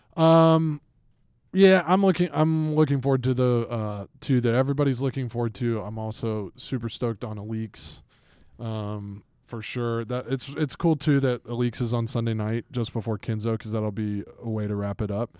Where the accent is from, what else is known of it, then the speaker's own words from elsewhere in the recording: Atlanta, Georgia, United States; I grew up in Atlanta, Georgia.